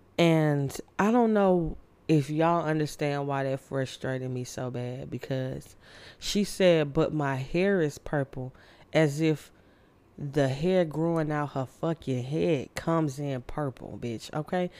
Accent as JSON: {"language": "English", "area": "Candler Road", "region": "Georgia", "country": "United States", "tie": "born or raised there", "said": "I grew up on Candler Road and I hung with all the bad kids in the hood"}